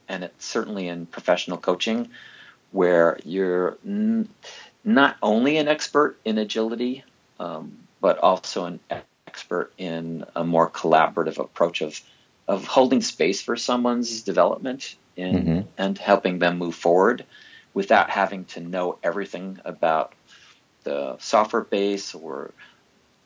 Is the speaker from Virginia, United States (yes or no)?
no; New York City, New York, United States; also born or lived in San Francisco Bay Area; now in Montana, United States; I was born in New York City